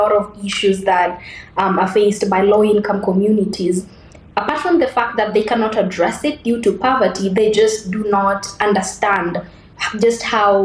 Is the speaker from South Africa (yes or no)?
no; Nairobi, Kenya; I grew up in Mukuru, which is one of the biggest slums in Nairobi.